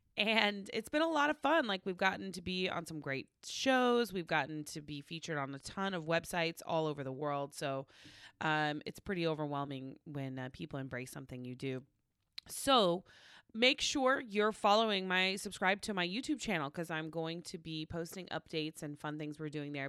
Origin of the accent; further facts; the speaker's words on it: Oklahoma, United States; moved away; growing up in Oklahoma